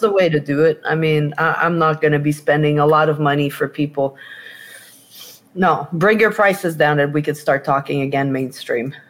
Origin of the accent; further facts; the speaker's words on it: Quebec, Canada; moved away; I'm from Quebec